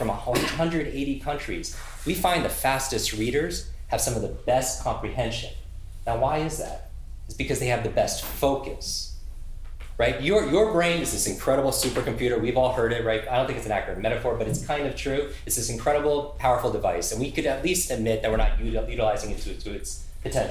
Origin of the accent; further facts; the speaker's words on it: New York, United States; I'm from New York